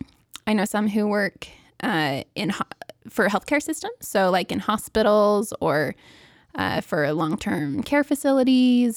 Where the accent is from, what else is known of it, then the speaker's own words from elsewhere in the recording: Seattle, Washington, United States; moved away as an adult; also born or lived in Provo, Utah; I grew up in Seattle, Washington, and then I came to BYU